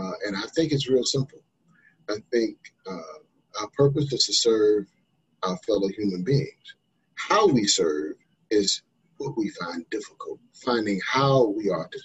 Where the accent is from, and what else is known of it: North Carolina, United States; born or raised there